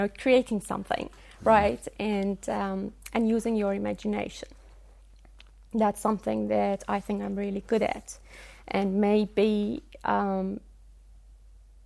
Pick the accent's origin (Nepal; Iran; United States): Iran; moved away as an adult; also born or lived in Dunedin, New Zealand / Wellington, New Zealand; now in New Zealand; I was born and raised and taught in Iran